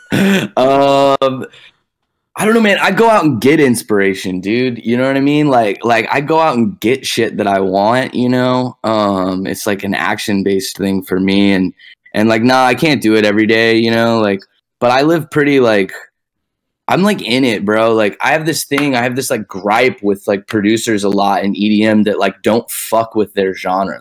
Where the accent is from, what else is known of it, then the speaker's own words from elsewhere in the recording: Dallas, Texas, United States; moved away as an adult; also born or lived in Boston; now in Los Angeles, United States; I was born in Dallas and I was raised there